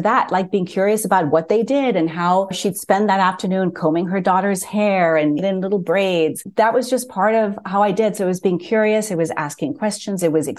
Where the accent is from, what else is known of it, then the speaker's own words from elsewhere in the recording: Mumbai, Maharashtra, India; also born or lived in Lagos, Nigeria; But I was born in Bombay, India, and my family moved to Lagos, Nigeria when I was a toddler. Grew up in Lagos, did my elementary school years there, then went back to Bombay, did middle school for a couple of years, lived with my grandparents.